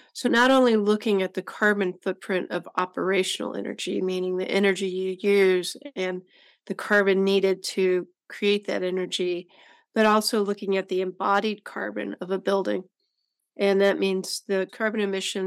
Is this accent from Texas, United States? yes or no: yes; Decatur, Texas, United States; Decatur, Texas, which happens to be my hometown